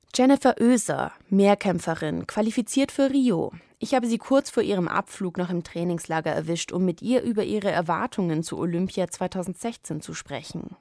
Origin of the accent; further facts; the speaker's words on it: Munich, Bavaria, Germany; München, meine Heimatstadt